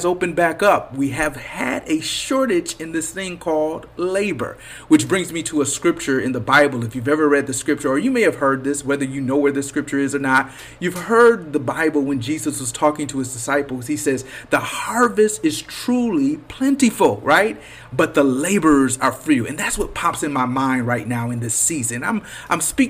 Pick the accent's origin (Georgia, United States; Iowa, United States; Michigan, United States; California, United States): Michigan, United States; Flint; moved away; also born or lived in Detroit Metro, Michigan; This is the state, you know, the city that raised me, right? Flint is where I was born.